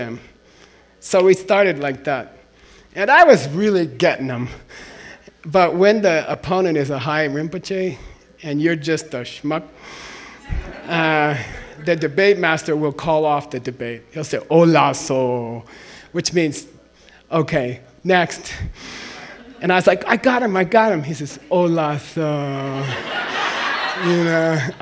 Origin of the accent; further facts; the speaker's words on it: Arizona, United States; moved away as an adult; also born or lived in Princeton, New Jersey; when I went to Princeton, we had an Arizona club. And all the students from Arizona, we used to drink beer together